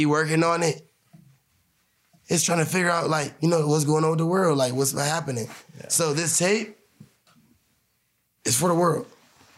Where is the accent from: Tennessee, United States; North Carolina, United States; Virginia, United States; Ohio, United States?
Ohio, United States; we're from